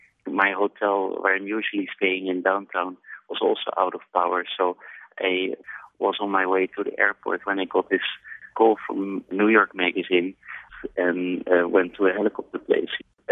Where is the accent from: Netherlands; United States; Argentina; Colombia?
Netherlands; I'm from Holland